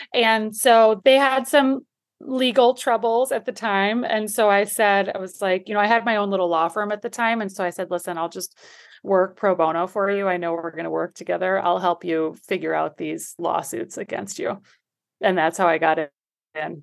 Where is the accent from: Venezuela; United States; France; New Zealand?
United States; a suburb of Milwaukee, Wisconsin; moved away as an adult; also born or lived in New York City; now in Miami, United States; I grew up in Wisconsin, a suburb of Milwaukee